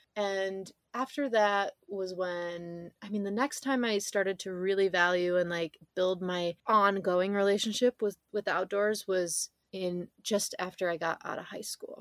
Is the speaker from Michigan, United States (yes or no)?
yes; Northern Michigan, United States; I grew up in Northern Michigan